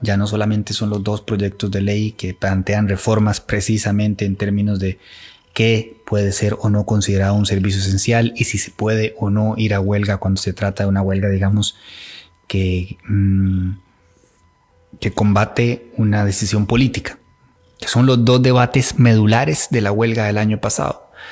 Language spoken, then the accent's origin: Spanish; Costa Rica; como costarricenses